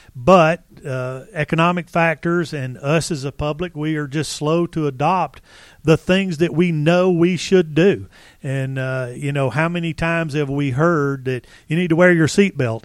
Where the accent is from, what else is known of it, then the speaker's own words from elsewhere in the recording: Marietta, Georgia, United States; I was born and raised in Marietta, Georgia